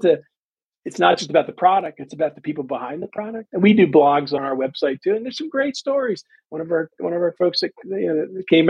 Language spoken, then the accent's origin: English; Washington, District of Columbia, United States; growing up where I grew up in Washington, D.C.